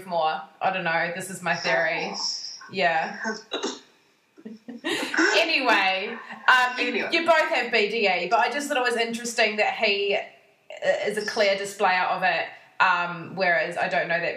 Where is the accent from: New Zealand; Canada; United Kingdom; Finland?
New Zealand; now in Tasmania, Australia; being from New Zealand